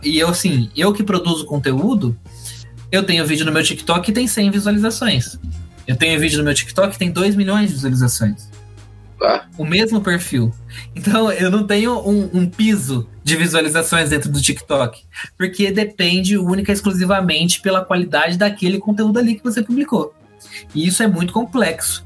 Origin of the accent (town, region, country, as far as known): Brazil